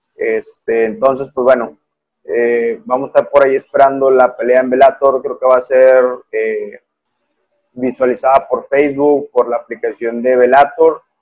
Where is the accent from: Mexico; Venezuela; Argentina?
Mexico; Monterrey, Nuevo León; como regio yo